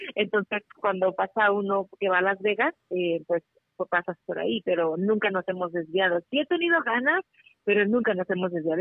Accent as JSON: {"language": "Spanish", "town": "La Piedad", "region": "Michoacán", "country": "Mexico", "moved": "yes", "lives_now": "Reno, United States", "said": "yo soy de Michoacán, de la Piedad, Michoacán"}